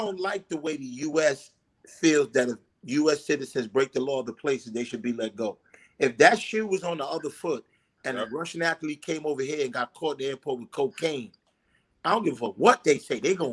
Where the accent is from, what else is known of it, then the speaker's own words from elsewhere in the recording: Honduras; tell them I'm Honduran. Me and Dick tell them we from Honduras.